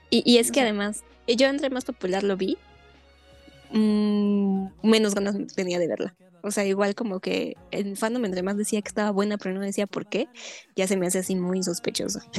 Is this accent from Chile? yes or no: no; Mexico